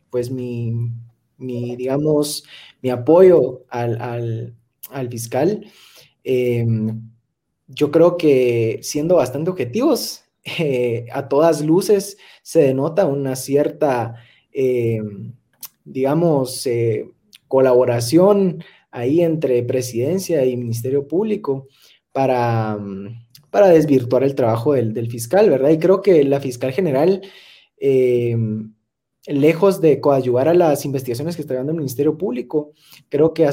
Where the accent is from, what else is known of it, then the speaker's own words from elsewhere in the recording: Guatemala; como guatemaltecos, como ciudadanos